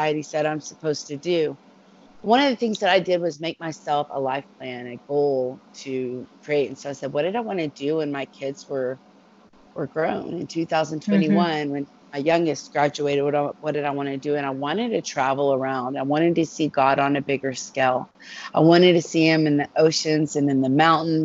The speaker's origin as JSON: {"language": "English", "town": "Dallas", "region": "Texas", "country": "United States", "said": "I'm from Texas. I'm from Dallas"}